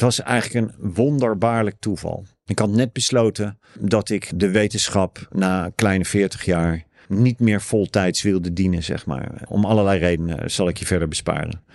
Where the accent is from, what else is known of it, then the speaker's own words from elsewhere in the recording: The Hague, South Holland, Netherlands; accent: Haags; also born or lived in Sweden / Australia; Ik ben Haagenees. De erg geoefende luisteraar weet dan dat ik uit een bepaald deel van Den Haag kom